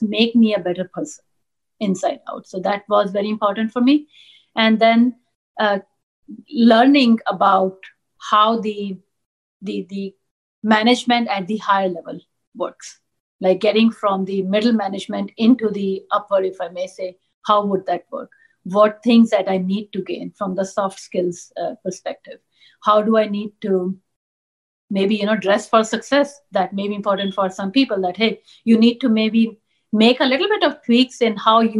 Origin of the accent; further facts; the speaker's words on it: New Delhi, Delhi, India; first language Punjabi; English is a second language; moved away as an adult; grew up in New Delhi, grew up in India